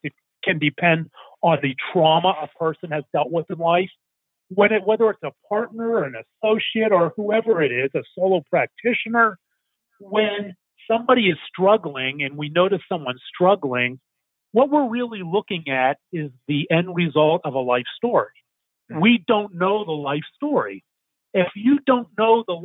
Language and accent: English; Pittsburgh, Pennsylvania, United States; now in Dallas, United States; 1,200 miles from growing up in Pittsburgh, Pennsylvania, my two brothers and I live walking distance to each other.